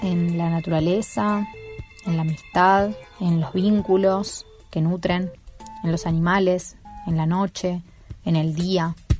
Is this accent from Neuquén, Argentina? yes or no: no; Buenos Aires, Argentina; now in Tucumán, Argentina; Nací en Buenos Aires, pero no pertenezco a ninguna parte, me considero más bien del mundo y actualmente estoy viviendo en Tucumán